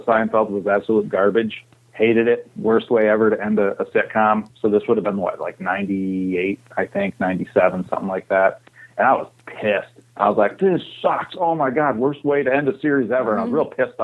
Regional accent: Saginaw, Michigan, United States; Where I grew up in Saginaw, I'd say Dow Chemical was maybe another 10 miles away

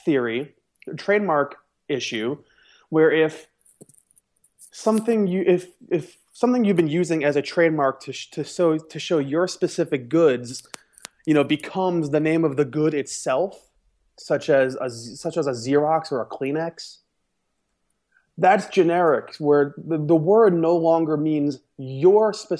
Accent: New York, United States; I'm from New York

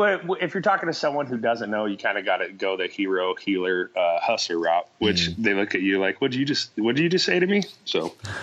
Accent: Boise, Idaho, United States; I grew up in Boise, Idaho when it was a small little town.

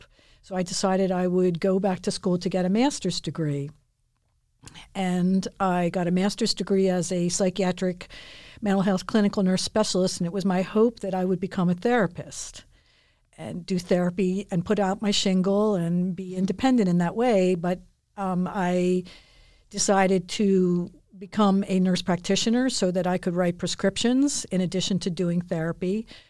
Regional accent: Philadelphia, Pennsylvania, United States; I grew up in Philadelphia.

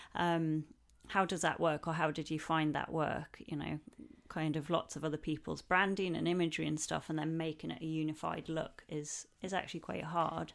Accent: the north of England, United Kingdom; northern lass like myself

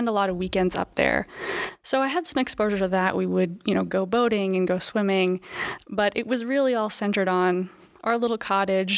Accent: just outside of Boston, Massachusetts, United States; I grew up just outside of Boston, Massachusetts, in the suburbs, actually, not far outside the city.

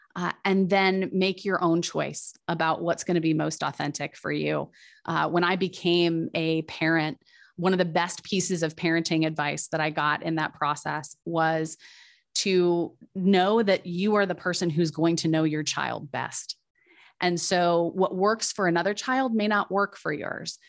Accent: Midwest, United States; I'm a Midwesterner at heart

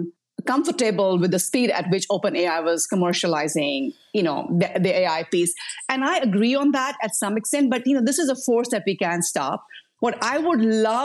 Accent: India; moved away; I come from India. I grew up in a community setting

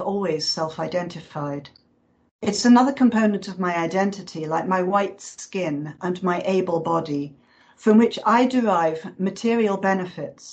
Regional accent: United Kingdom; moved away; my home country

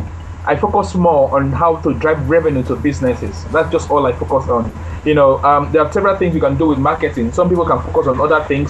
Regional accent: Nigeria; I am a Nigerian, true and true, a Nigerian, very proud to be.

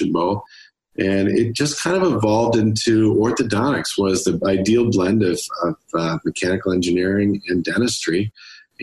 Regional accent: Rochester, New York, United States; also born or lived in Buffalo; Rochester's my hometown.

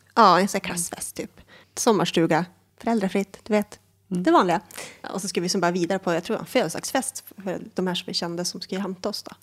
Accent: Norsjö, Västerbotten County, Sweden; moved away as an adult; now in Umeå, Sweden; jag är född i Norsjö, vilket är typ ett eh, litet ställe i inlandet. Västerbotten, typiskt småby.

